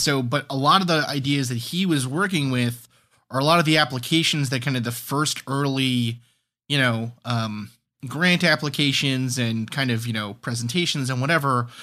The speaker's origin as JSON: {"language": "English", "town": "New York City", "region": "New York", "country": "United States", "tie": "born or raised there", "also_born_or_lived": "New Hampshire", "moved": "as an adult", "said": "grew up where I grew up in New York City, Staten Island"}